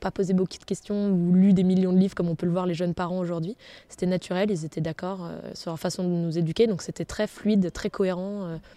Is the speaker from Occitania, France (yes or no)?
no; Brest, Brittany, France; born there; je suis née à Brest. Euh, j'y suis restée 11 mois. Donc, euh, comme je vous disais tout à l'heure, je suis euh, bretonne quand il faut le dire, mais plutôt ma famille vient des Alpes.